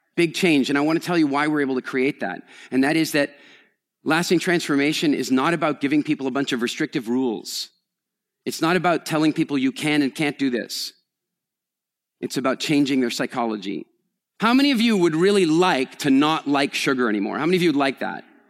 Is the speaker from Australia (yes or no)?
no; Canada; moved away; also born or lived in England; I'm Canadian, which makes me a member of the Commonwealth